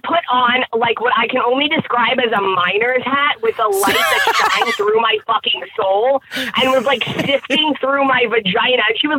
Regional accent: Long Island, New York, United States; I'm from Long Island. I actually lived down the block from Jenny when she lived in Franklin Square.

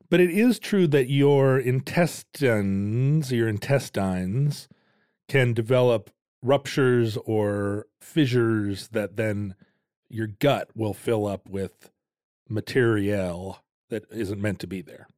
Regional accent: Shoreline, Washington, United States; also born or lived in Lake Forest Park, Washington; When I was a little kid, we lived up in Shoreline here in Washington

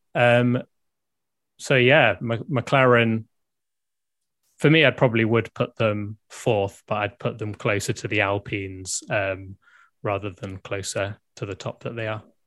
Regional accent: United Kingdom; I'm clearly British

